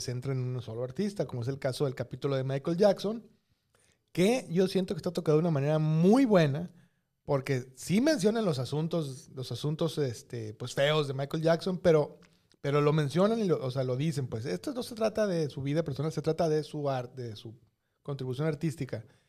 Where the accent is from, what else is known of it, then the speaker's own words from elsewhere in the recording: Mexico; en México también así andamos